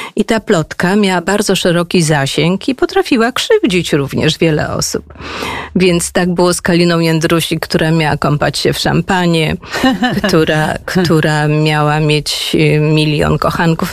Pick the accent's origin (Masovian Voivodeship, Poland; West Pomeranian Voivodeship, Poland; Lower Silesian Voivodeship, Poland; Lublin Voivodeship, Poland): Lower Silesian Voivodeship, Poland; Wrocław; moved away as an adult; Ja jestem w ogóle wrocławianką